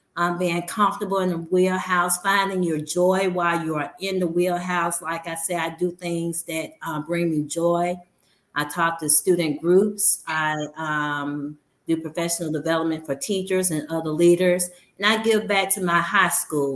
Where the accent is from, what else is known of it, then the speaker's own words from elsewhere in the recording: Birmingham, Alabama, United States; I teach and work exactly where I grew up And I've always told people I'm from Ensley, Alabama